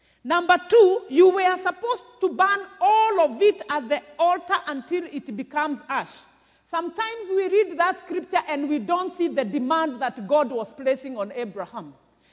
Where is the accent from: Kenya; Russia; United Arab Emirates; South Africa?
Kenya; Murang'a County; I come from Mathioya, where J.J. Kamotho came from